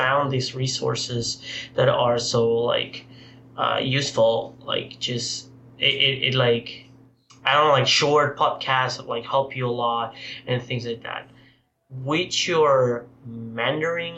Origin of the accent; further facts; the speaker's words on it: Portugal; moved away; I was raised in Portugal